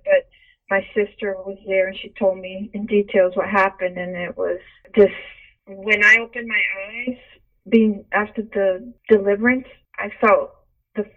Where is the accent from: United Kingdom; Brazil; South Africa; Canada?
Brazil; I was born in Brazil.